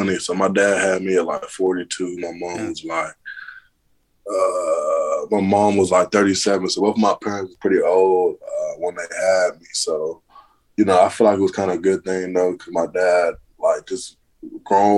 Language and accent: English; Auburn, Alabama, United States; also born or lived in Mali; which is about 30 minutes from my hometown, Auburn.